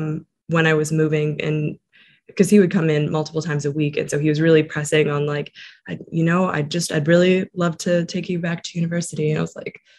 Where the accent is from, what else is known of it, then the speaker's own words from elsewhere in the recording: Hope, British Columbia, Canada; gone back to my hometown, which is Hope, BC, basically like small town, 5,000 people